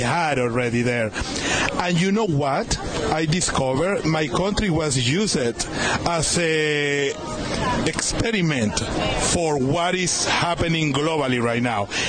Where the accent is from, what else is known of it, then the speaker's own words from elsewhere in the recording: Venezuela; first language Spanish; English is a second language; moved away as an adult; I'm from Venezuela, so I speak Spanish. And um, I escaped from my country